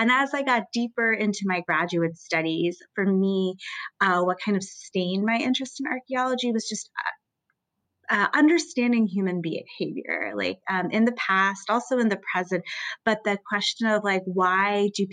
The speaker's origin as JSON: {"language": "English", "country": "United States", "moved": "yes", "said": "I'm originally from the United States"}